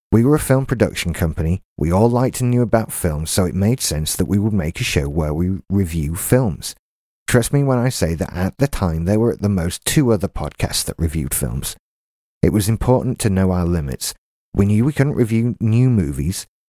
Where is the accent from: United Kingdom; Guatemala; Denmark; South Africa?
United Kingdom; Doncaster, Yorkshire and the Humber; now in Haworth, United Kingdom; I'm from Doncaster, thirty-five years old, and live in the small West Yorkshire village of Haworth